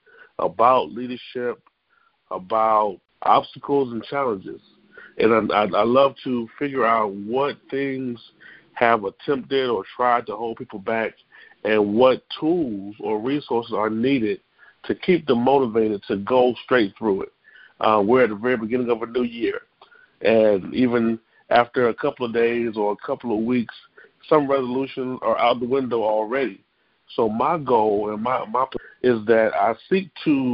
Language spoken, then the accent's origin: English; Columbia, South Carolina, United States; I'm actually from Columbia, South Carolina